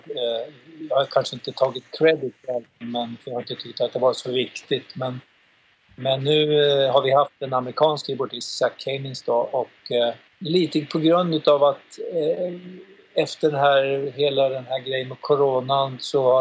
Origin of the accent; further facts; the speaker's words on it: Uppsala, Uppsala County, Sweden; vi har ju haft live har vi haft en kille som är här ifrån från min hemstad Uppsala då Daniel Lands